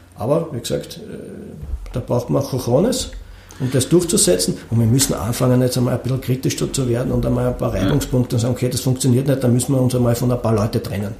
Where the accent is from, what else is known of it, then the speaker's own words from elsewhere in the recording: Austria; bei uns in Österreich